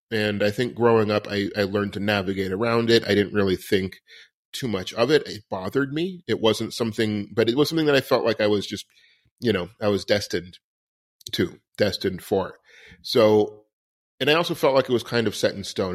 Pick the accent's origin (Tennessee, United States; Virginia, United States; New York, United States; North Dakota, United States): New York, United States; New York City; I was born on Christopher Street in New York City in the seventies